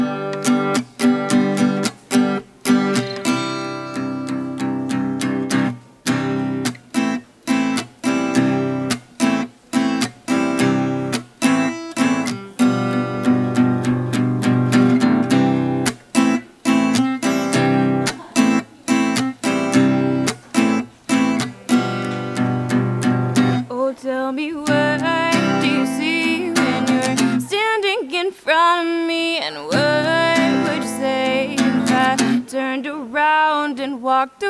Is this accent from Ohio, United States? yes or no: no; Portland, Maine, United States; moved away as an adult; now in Burlington, United States; I'm from Portland, Maine. I've been in Burlington for August will be 6 years